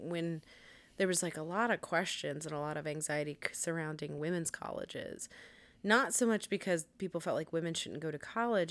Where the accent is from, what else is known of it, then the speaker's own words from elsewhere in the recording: United States; we're American